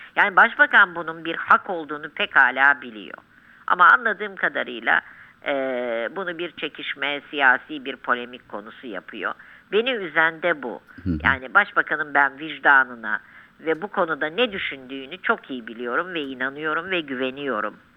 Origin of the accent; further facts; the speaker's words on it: Turkey; Bir Müslüman olarak, bir Türk olarak.